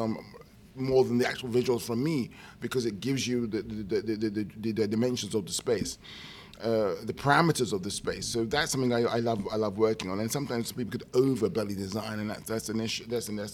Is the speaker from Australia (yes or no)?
no; United Kingdom; being a British person, you know, grew up with radio